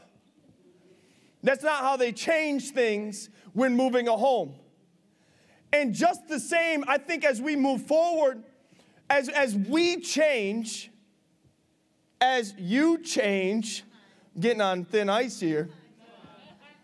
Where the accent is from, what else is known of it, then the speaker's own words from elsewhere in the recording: Big Flats, New York, United States; the house I grew up in Big Flats